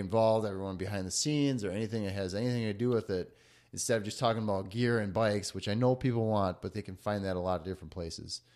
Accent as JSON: {"language": "English", "region": "Wisconsin", "country": "United States", "also_born_or_lived": "western North Dakota / Denver", "moved": "yes", "said": "I left Wisconsin out of state for 10 years"}